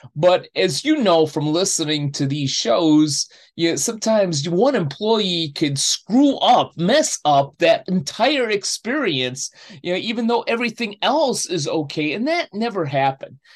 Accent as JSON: {"language": "English", "town": "Chicago", "region": "Illinois", "country": "United States", "tie": "born or raised there", "moved": "yes", "said": "I go back to my hometown of Chicago to see family and friends"}